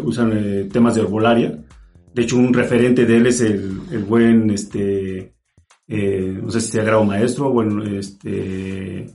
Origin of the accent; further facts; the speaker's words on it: Mexico; soy de aquí de México